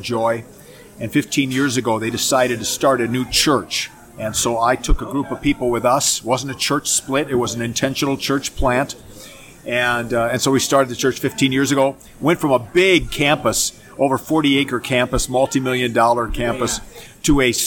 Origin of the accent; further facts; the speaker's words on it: Minneapolis, Minnesota, United States; moved away as an adult; now in Phoenix, United States; I grew up in Minneapolis, Minnesota, and went to youth group there in my church, went to seminary there